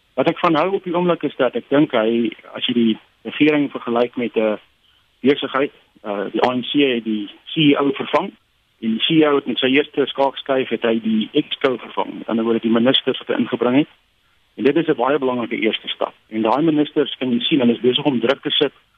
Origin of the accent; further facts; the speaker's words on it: South Africa; almal as Suid-Afrikaners